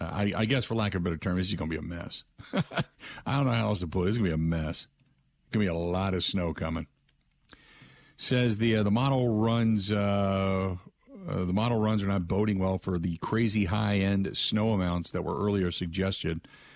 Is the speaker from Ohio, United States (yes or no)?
yes; Cincinnati, Ohio, United States; now in Wisconsin, United States; when I grew up in Cincinnati.